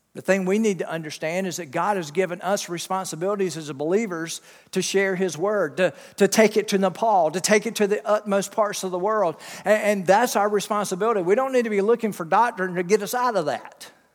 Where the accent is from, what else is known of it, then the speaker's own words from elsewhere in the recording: Wilmington, North Carolina, United States; my hometown